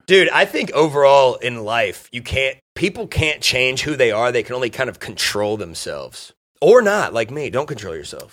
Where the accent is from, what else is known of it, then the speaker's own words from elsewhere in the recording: Dayton, Ohio, United States; I'm from Dayton